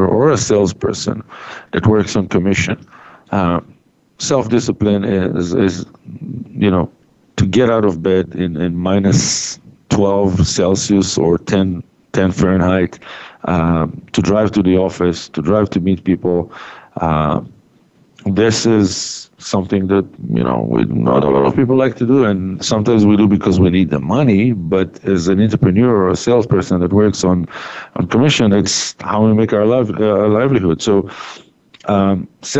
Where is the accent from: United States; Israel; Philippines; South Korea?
Israel; moved away as an adult; I was born and raised in Israel